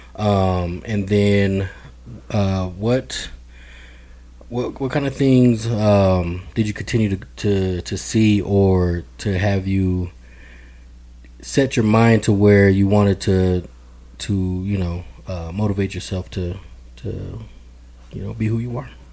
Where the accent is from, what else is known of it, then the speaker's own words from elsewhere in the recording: Denver, Colorado, United States; I'm born and raised in Denver, Colorado